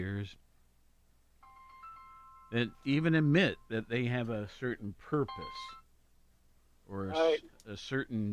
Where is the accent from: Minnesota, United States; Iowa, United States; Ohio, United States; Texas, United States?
Ohio, United States; Worthington; now in Athens County, United States; I grew up in Worthington. So, Franklin County.